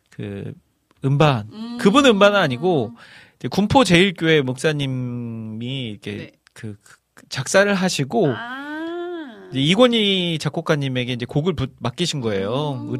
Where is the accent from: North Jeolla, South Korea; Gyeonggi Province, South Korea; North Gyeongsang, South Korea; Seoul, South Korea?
North Jeolla, South Korea; Iksan; 저는 이제 고향이 익산인데